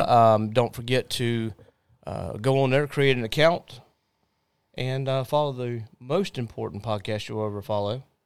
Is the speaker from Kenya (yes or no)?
no; Jacksonville, Florida, United States; we are from Jacksonville.